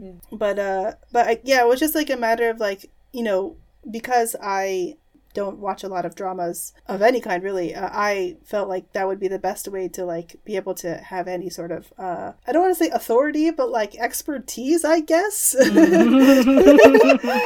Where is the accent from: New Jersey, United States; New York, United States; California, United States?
New York, United States; New York City; moved away as an adult; now in Japan; I grew up in New York City